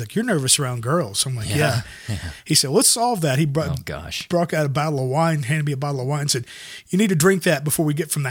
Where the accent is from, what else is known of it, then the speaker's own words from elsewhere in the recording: the South, United States; I come from the South.